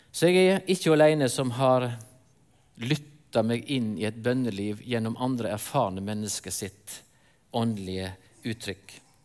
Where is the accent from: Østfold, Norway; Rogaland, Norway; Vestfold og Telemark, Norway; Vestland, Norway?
Vestland, Norway; near Rosendal; moved away; Jeg vokste opp inne på Løfastrand. Sikkert ikke så mange her som vet hvor det er, men det er i nærheten av Rosendal